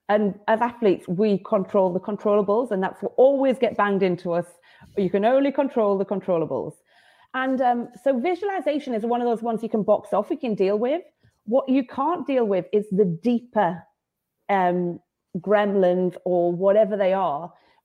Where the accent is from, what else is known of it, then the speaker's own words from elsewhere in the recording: United Kingdom; that's always something as a British athlete